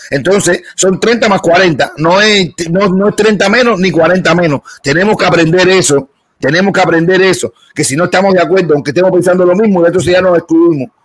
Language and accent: Spanish; Cuba; moved away; siendo cubanos